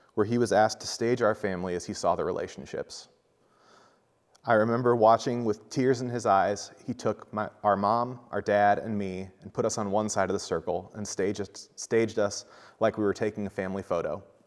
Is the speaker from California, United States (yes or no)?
no; Centerville, Iowa, United States; also born or lived in Ottumwa, Iowa; I grew up in Centerville, Iowa, a small town of about five thousand people